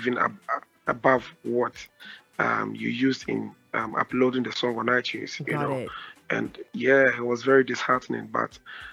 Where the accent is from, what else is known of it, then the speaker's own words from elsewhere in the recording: Ashanti, Ghana; now in Accra, Ghana; I'm from the Ashanti region.